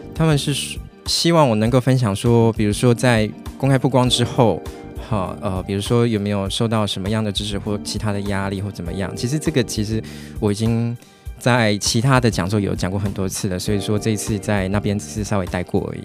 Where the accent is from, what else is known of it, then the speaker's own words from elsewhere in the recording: Tainan, Taiwan; 我是台南人嘛，所以我其实喜欢弹弹小吃